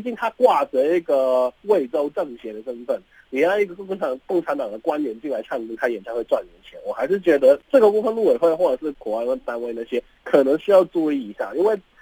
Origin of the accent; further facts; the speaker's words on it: Hong Kong; moved away as an adult; now in Taiwan; 我们香港